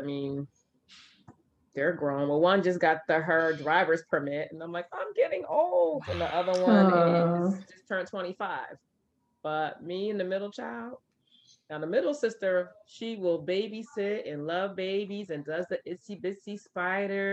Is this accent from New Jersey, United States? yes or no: yes; Camden, New Jersey, United States; growing up in Camden